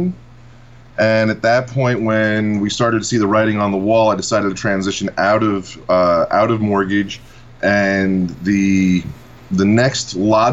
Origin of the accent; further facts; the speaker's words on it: Massapequa, New York, United States; I grew up in a town called Massapequa here on Long Island.